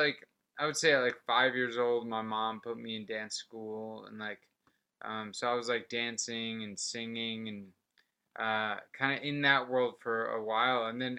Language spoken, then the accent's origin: English; Port Charlotte, Florida, United States; also born or lived in Orlando, Florida; I was born in a place called Port Charlotte, which is like the southwest side of Florida. And like, it was a pretty small